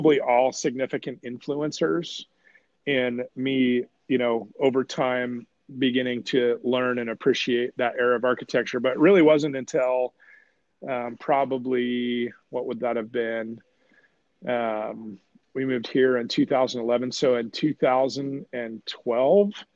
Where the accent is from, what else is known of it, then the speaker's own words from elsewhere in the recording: Coeur d'Alene, Idaho, United States; also born or lived in Oakland, California; I was born in Oakland, California. My parents moved me to Coeur d'Alene, Idaho when I was five.